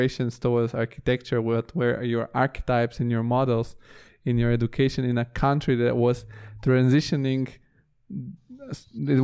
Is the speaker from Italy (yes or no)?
yes; Italy; also born or lived in Bulgaria; I left the country in the 2000s, and then I grew up in Italy